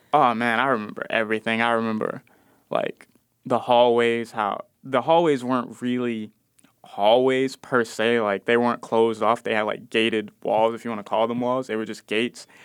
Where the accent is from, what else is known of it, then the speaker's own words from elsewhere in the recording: Chicago, Illinois, United States; I'm from Austin, I spent a lot of time in the Cabrini Green projects